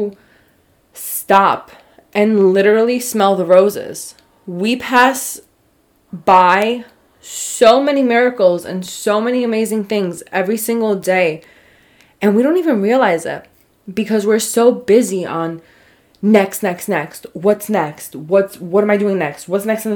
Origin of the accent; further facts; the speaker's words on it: New York, United States; I'm from New York